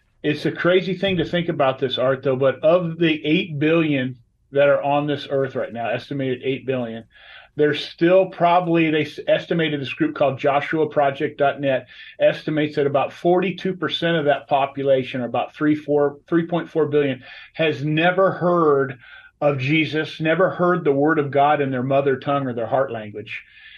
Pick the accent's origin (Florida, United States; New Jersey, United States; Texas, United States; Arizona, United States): Arizona, United States; Scottsdale; born there; there's a lot of native Arizonans. I was born in Scottsdale.